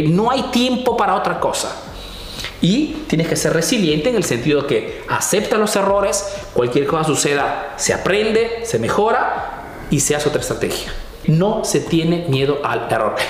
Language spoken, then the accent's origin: Spanish; Peru; now in Italy; soy un emprendedor peruano que vive hace años en Italia